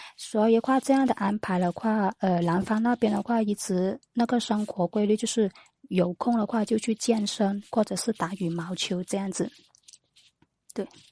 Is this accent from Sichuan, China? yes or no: no; Foshan, Guangdong, China; 我是广东佛山的